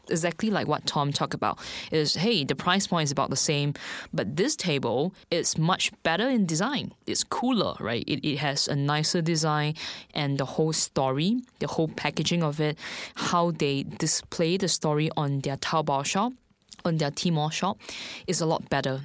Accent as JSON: {"language": "English", "country": "Singapore", "moved": "as an adult", "lives_now": "Shanghai, China", "said": "I'm actually from Singapore. So I've been in China, specifically Shanghai, for two years."}